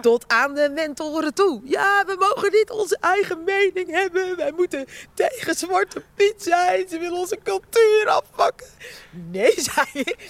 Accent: Rotterdam, South Holland, Netherlands; accent: Rotterdam; also born or lived in Suriname; als ik moe ben, dan hoor je mijn Rotterdamse accent naar boven komen

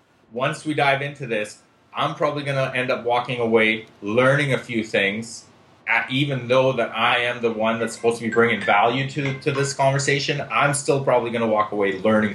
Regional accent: Israel; moved away; also born or lived in Lithuania; So basically, I was born in Lithuania. 4 years old, I moved to Israel. In Israel, we moved to Israel because we're Jewish.

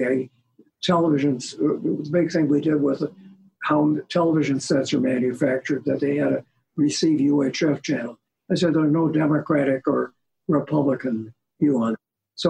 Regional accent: Chicago, Illinois, United States; now in Washington, United States; I came to Washington from Chicago. Each of us came from a community that had a public television station.

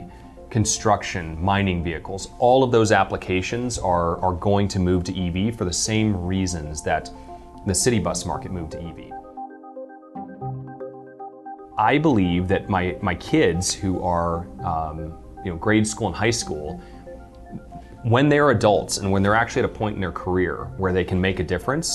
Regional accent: United States; As an American

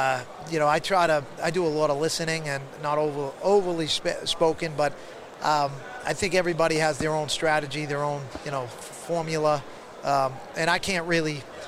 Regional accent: Boston, Massachusetts, United States; I'm from Boston.

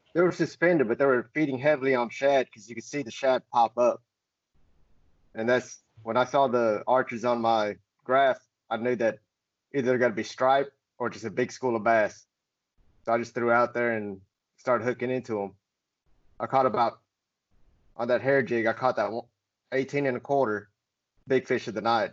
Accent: Murfreesboro, Tennessee, United States; grew up here in Murfreesboro, Tennessee

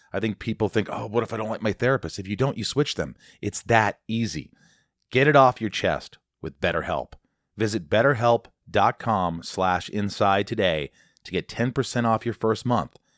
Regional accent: Indiana, United States; moved away; He's from Indiana

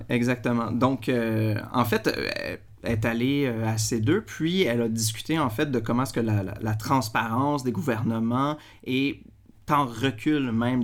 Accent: Quebec, Canada; en tant que Québécois

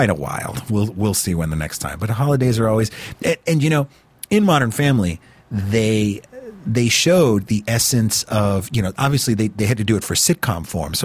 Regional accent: South Texas, United States; moved away as an adult; also born or lived in Chicago suburb / Washington / New York; now in Los Angeles, United States; I grew up in South Texas

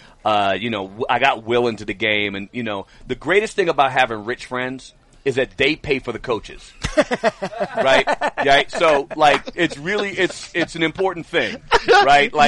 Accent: New York City, New York, United States; I grew up in the Bronx

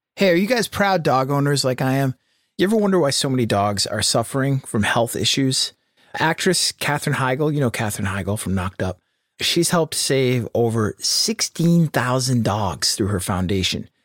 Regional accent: United States; as an American

